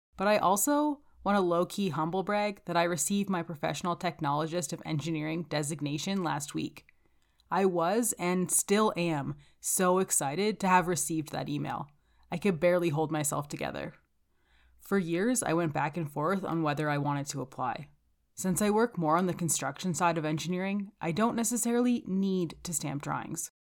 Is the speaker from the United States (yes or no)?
no; Calgary, Alberta, Canada; I'm from Calgary, Alberta.